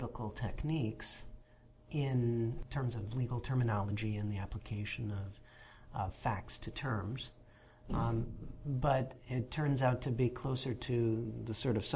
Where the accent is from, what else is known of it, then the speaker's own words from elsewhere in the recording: Western New York, United States; moved away; also born or lived in Buffalo, New York; I was born in Buffalo, New York